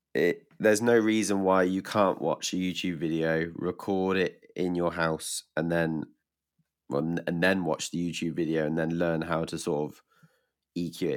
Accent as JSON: {"language": "English", "region": "England", "country": "United Kingdom", "said": "from England"}